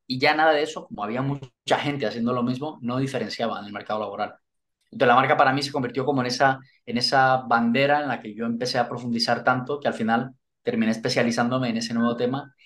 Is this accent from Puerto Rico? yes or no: no; Colombia; moved away as an adult; also born or lived in London, United Kingdom; now in Spain; lo que me hizo moverme de Colombia fue el, eh, eh, digamos, la, la situación profesional